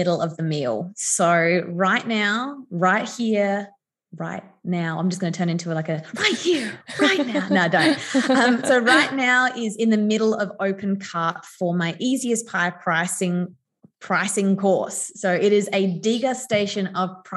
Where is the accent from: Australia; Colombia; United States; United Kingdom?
Australia; Adelaide, South Australia; I grew up in Adelaide